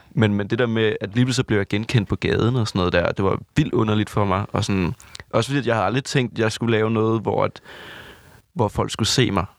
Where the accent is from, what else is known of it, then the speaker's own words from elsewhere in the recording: Southern Jutland, Southern Denmark, Denmark; Jeg er fra Vøgens, lille Sønderjylland